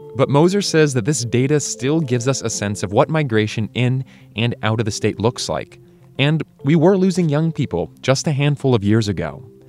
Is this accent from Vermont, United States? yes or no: yes; Colchester, Vermont, United States; I grew up in Colchester, graduated from the town high school